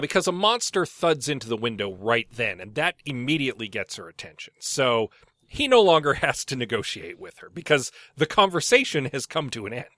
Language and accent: English; St. Albert, Alberta, Canada; I grew up in Saint Albert